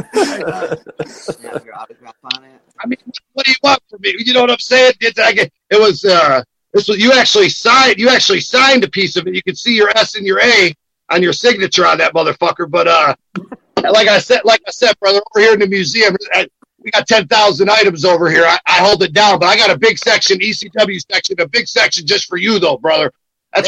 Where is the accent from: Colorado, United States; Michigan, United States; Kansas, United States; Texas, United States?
Michigan, United States; Detroit; Detroit, Michigan. I'm on the west side